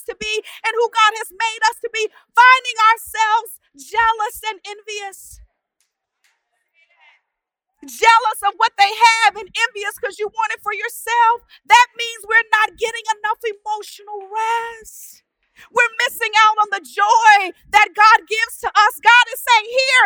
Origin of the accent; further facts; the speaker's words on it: Texas, United States; I'm from Texas